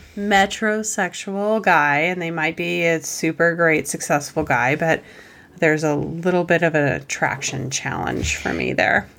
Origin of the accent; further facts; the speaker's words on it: Montana, United States; growing up in Montana